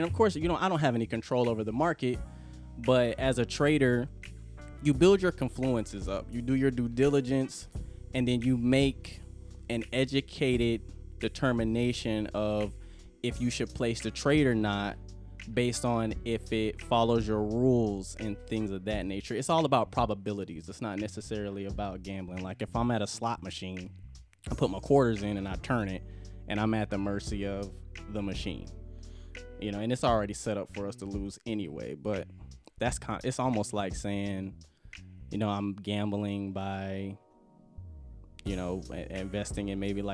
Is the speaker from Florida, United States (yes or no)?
yes; Jacksonville, Florida, United States; also born or lived in Miami, Florida / Columbia, South Carolina; I'm a homeboy. I'm from Jacksonville, Florida. I went to Lee High School.